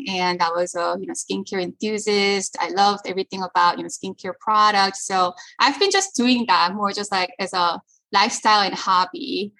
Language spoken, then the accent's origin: English; South Korea; also born or lived in Paris, France / United States; So I was born in Korea. My family moved to Paris when I was little, and then we moved back to Korea, and then we moved to the US for the first time when I was in middle school, and then my family moved back to Korea.